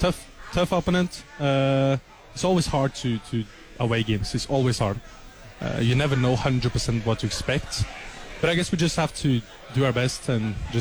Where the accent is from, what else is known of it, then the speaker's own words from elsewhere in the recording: Skien, Vestfold, Norway; moved away as an adult; now in Lubbock, United States; I'm from Norway, from a small city called Skien.